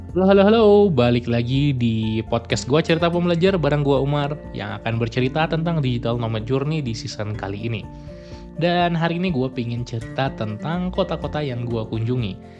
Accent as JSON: {"language": "Indonesian", "town": "Medan", "region": "North Sumatra", "country": "Indonesia", "tie": "born or raised there", "also_born_or_lived": "Bandung", "moved": "yes", "said": "kampung gue di Medan"}